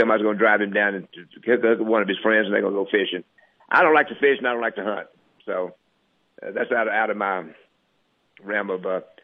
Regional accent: Ferriday, Louisiana, United States; we grew up there in Faraday, Louisiana. We all three came out of that little small town

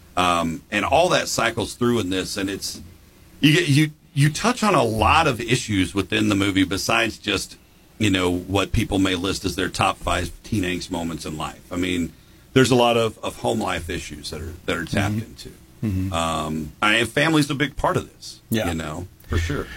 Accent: Jackson, United States; growing up in Jackson

